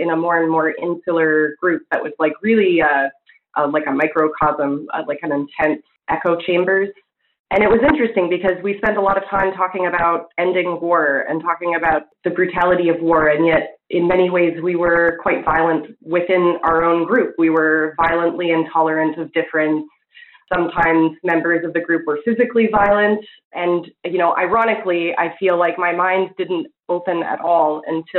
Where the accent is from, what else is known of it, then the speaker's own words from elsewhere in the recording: Illinois and Kansas, Midwest, United States; moved away as an adult; now in Vancouver, Canada; I spent most of my youth as growing up in Illinois and in Kansas. Fast forward a few years, I moved from the U.S. to Vancouver